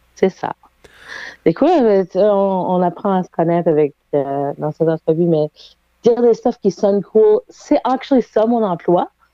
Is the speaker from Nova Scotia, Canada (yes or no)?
yes; Halifax, Nova Scotia, Canada; moved away as an adult; now in Moncton, Canada; moi, je suis originaire d'Halifax, puis j'ai vécu là pendant les 30 euh, premières années de ma vie, 31 premières années de ma vie